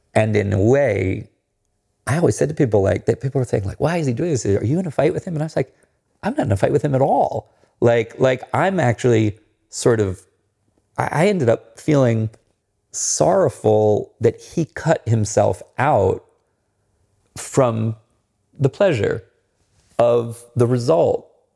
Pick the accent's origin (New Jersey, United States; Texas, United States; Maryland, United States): Maryland, United States; I grew up near the Chesapeake Bay